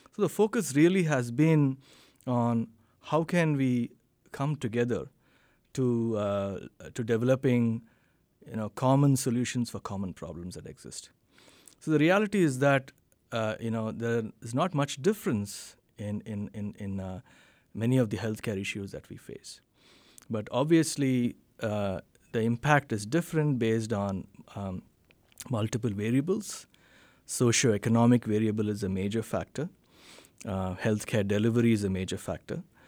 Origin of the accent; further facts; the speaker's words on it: Bangalore, Karnataka, India; moved away as an adult; now in Fayetteville, United States; B M S College of Engineering in Bangalore, India, which is in the southern part of India, which happens to be my, be my hometown as well